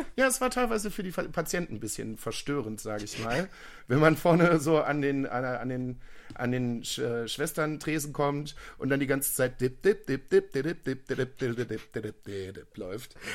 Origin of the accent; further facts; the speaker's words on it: Viersen, North Rhine-Westphalia, Germany; ich komme aus Viersen.